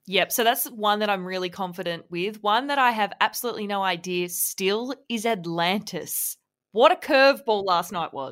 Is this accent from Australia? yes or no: yes; Victoria, Australia; I'm from Victoria